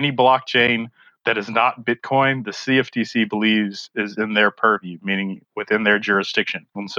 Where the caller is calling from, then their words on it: South Carolina, United States; I'm currently in South Carolina, but I'm based in Buffalo, New York.